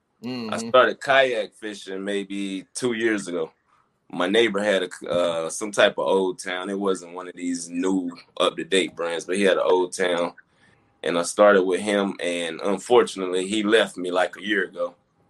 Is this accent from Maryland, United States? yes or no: no; Fayetteville, North Carolina, United States; Fayetteville, North Carolina.